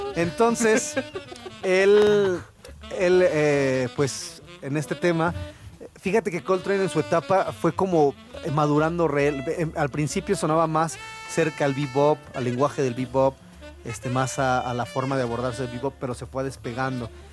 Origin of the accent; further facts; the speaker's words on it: Mexico; somos mexicanos y nos oyen el acento